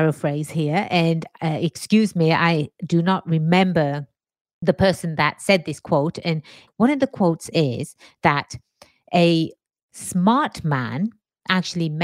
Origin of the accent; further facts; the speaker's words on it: England, United Kingdom; moved away as an adult; now in United States; born and raised in England, migrated to the States about 23 years or so ago. America is my home now